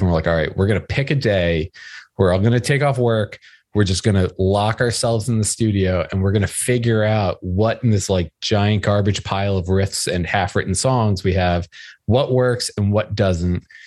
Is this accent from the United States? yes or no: yes; outside New York City, United States; I grew up outside New York City